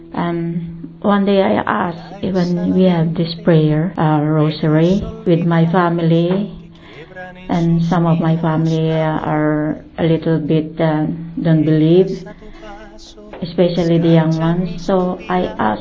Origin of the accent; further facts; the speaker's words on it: Philippines; from the Philippines